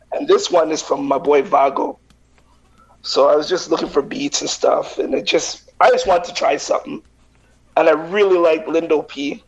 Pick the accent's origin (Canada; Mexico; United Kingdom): Canada; Vancouver, British Columbia; now in Winnipeg, Canada; I grew up with him in Vancouver